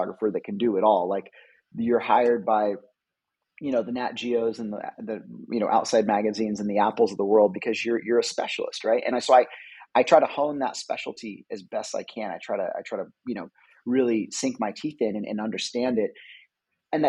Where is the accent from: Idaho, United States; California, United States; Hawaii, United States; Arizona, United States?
California, United States; I'm a photographer, I'm from California